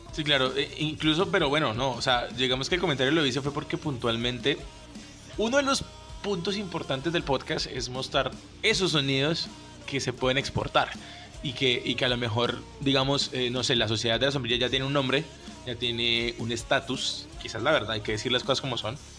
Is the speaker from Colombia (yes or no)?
yes; Cúcuta, Norte de Santander, Colombia; now in Bogotá, Colombia; Yo soy de Cúcuta